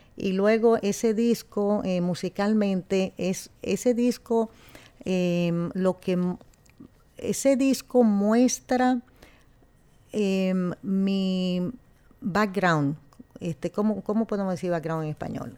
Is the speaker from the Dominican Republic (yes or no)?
yes; Dominican Republic; now in New York, United States; nosotros poder ser dominicanos 100%